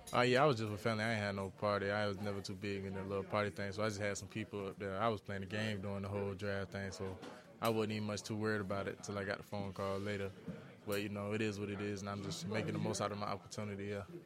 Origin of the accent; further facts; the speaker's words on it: South Carolina, United States; moved away as an adult; also born or lived in Tallahassee, Florida; now in Cincinnati, United States; I grew up in South Carolina